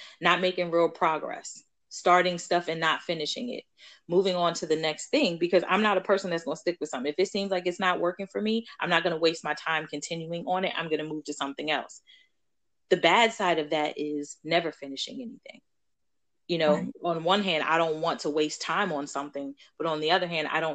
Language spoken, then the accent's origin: English; Baltimore, Maryland, United States; grew up also in Baltimore